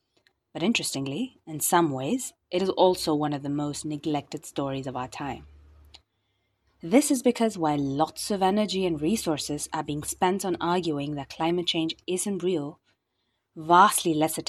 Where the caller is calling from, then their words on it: India; I'm speaking from India